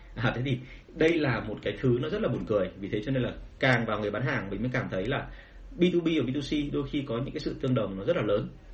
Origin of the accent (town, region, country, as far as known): Vietnam